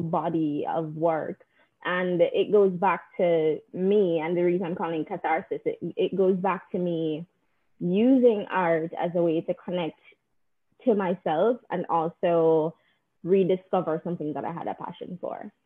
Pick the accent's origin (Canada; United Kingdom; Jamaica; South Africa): Jamaica; now in United States; growing up in Jamaica